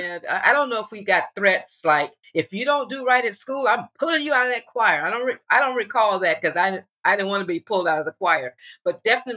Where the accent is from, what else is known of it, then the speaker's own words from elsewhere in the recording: Berkeley, California, United States; also born or lived in Oakland; I was born in Oakland, but in the late 50s, actually 1959, third grade, my mom and dad and my sister and brother and I, we moved to Berkeley. So I went from third grade to high school in Berkeley.